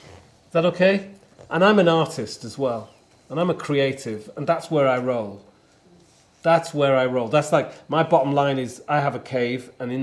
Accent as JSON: {"language": "English", "region": "the north of England", "country": "United Kingdom", "lives_now": "London, United Kingdom", "said": "I'm a northerner from the north of England. I live in London. I'm Ethiopian, I am British."}